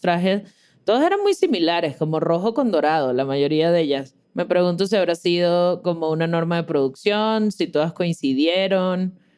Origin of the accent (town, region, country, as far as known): Mexico